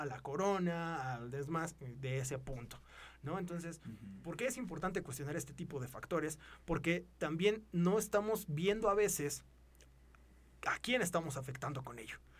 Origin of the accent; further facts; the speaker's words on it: Mexico; somos mexicanos, somos del mismo lugar